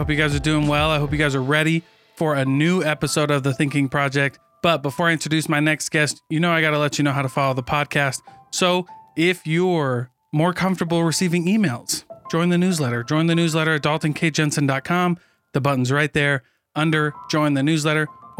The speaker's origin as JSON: {"language": "English", "region": "Iowa", "country": "United States", "said": "So I'm from Iowa."}